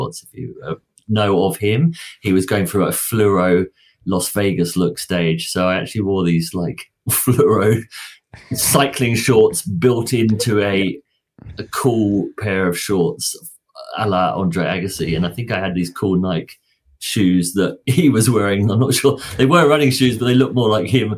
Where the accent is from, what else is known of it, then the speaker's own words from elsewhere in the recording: England, United Kingdom; moved away as an adult; now in Australia; I grew up in England, played football, soccer most of my life